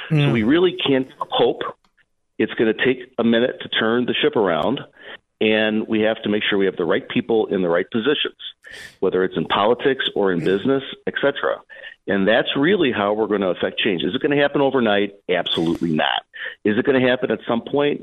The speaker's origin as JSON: {"language": "English", "town": "Berwyn", "region": "Illinois", "country": "United States", "tie": "born or raised there", "said": "I grew up in Berwyn, you know, not too different from Elvis Park"}